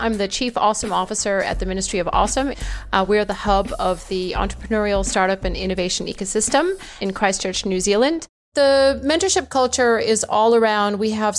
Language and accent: English; India; also born or lived in Bangladesh / Afghanistan / Kuwait; But my dad was an American diplomat, so I was born in Bangladesh, and I grew up in India and Afghanistan and Kuwait and all over the show.